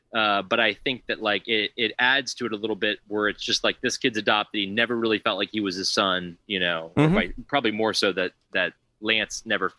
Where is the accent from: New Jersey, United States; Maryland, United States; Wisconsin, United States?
Maryland, United States; near Baltimore; especially being from near Baltimore, it was like I grew up on The Wire